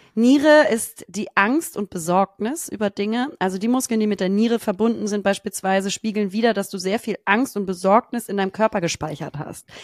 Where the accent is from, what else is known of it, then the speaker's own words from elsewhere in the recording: Germany; als Deutsche